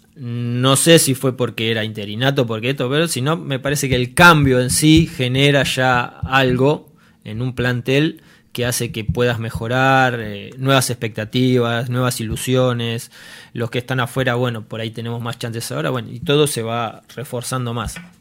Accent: Argentina; yo cuando era chico en Argentina

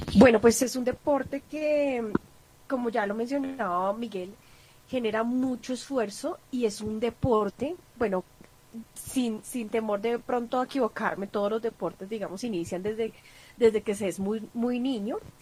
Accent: Colombia; como colombiana

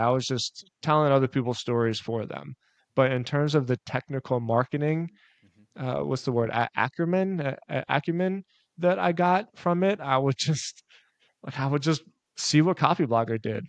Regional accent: Philadelphia, Pennsylvania, United States; moved away as an adult; also born or lived in South Florida; I'm, I'm born and raised in Philadelphia

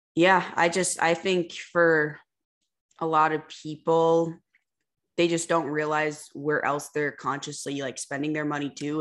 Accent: Minnesota, United States; moved away as an adult; also born or lived in Fargo; we're from Minnesota

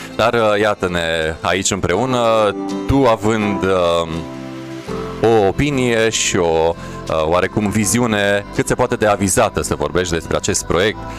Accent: Sărmașu, Mureș County, Romania; m-am născut în Târgu Mureș și am copilărit la Sărmașu

